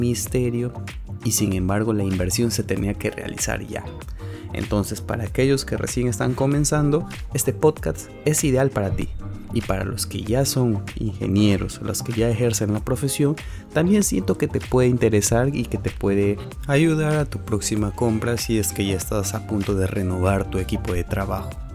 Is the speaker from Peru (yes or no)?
yes; Peru; terminar la carrera en mi país, Perú